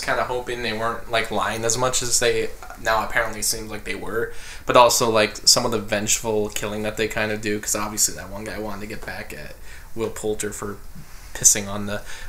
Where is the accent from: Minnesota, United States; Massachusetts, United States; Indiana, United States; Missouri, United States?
Minnesota, United States; as a Minnesotan